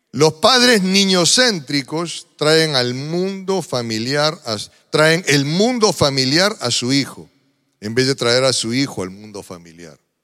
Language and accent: Spanish; Peru; yo como peruano tengo ciertas costumbres que los peruanos solemos repetir